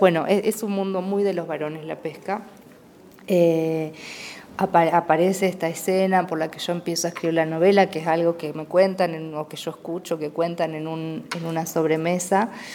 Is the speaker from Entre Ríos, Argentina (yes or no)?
yes; Entre Ríos, Argentina; also born or lived in Paraná; nací en un pueblo de una eh, provincia que se llama Entre Ríos